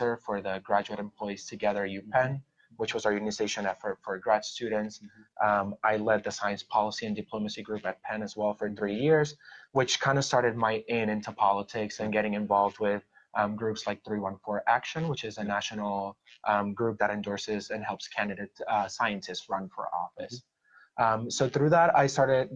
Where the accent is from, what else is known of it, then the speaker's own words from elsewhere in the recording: Puerto Rico; now in Philadelphia, United States; I was born and raised in Puerto Rico